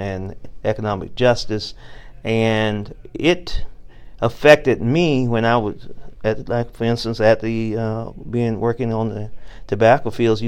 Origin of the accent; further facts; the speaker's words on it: Bainbridge, Georgia, United States; growing up in South Georgia, in Bainbridge, Georgia, in segregated schools